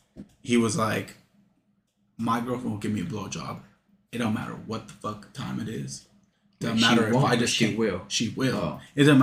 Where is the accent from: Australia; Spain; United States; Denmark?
United States; California